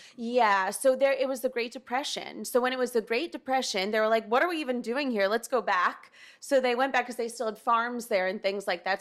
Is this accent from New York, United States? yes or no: no; New Haven, Connecticut, United States; moved away as an adult; now in Milan, Italy; I was born and raised in New Haven